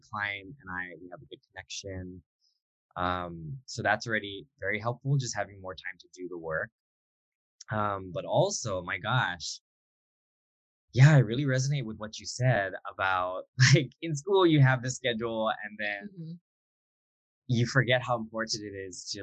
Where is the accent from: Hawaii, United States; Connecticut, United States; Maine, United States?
Hawaii, United States; Hilo; moved away; I was actually in my hometown of Hilo from March to July